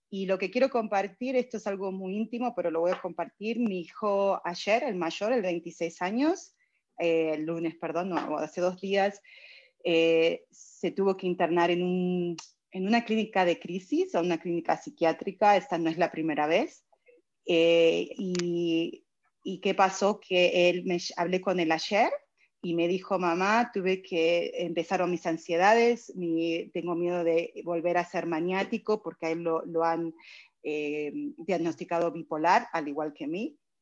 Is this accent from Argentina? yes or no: yes; Argentina; now in United States; Yo soy argentina, vine hace 29 años acá